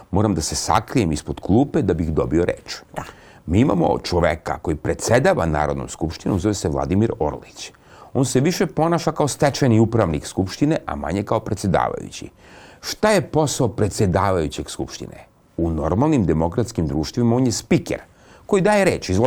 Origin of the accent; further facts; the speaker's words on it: Serbia; Kroz našu istoriju kao Srbi mi smo dostizali ogromne neslučajne vesine.